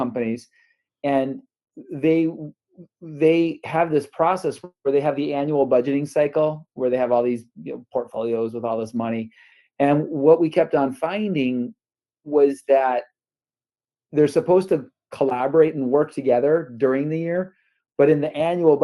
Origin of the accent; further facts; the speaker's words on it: North Tonawanda, New York, United States; moved away as an adult; also born or lived in Detroit area, Michigan / Dallas area, Texas; now in Bay Area, United States; I grew up outside of Buffalo, New York, in a little town, North Tonawanda